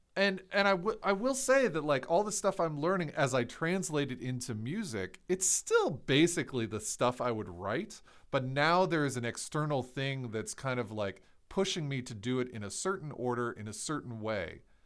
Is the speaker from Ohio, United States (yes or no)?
yes; Ohio, United States; I'm from Ohio